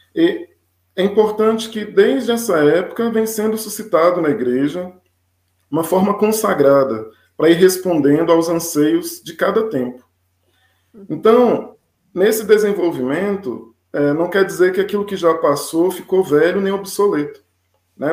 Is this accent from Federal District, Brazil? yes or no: yes; Taguatinga, Federal District, Brazil; eu nasci em Taguatinga, participei a vida inteira na paróquia Nossa Senhora